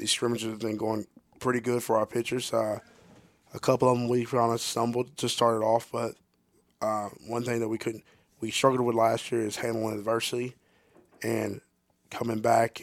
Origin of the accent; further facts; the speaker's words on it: Texas, United States; now in Ardmore, Oklahoma, United States; I'm from Texas